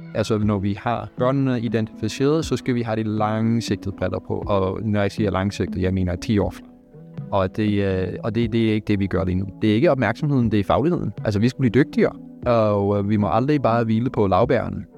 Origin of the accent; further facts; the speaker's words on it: Canada; Danish is a second language; moved away as an adult; now in Denmark; jeg er dansk statsborger, men jeg fødte og op i Kanada